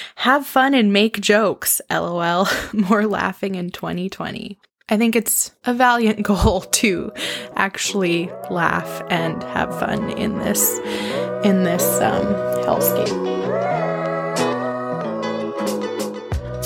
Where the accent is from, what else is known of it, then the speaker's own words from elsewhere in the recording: Saskatoon, Saskatchewan, Canada; also born or lived in Edmonton, Alberta; was born in Edmonton, Alberta, and raised in Saskatoon, Saskatchewan, Canada, which is where I live now